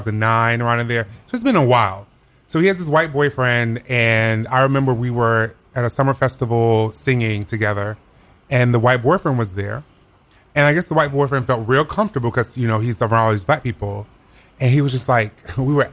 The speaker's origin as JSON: {"language": "English", "region": "the South", "country": "United States", "said": "I'm from the South. I do know growing up"}